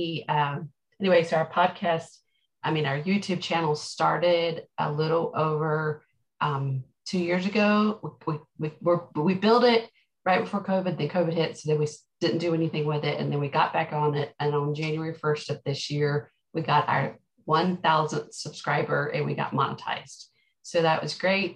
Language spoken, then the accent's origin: English; Canada; I'm Canadian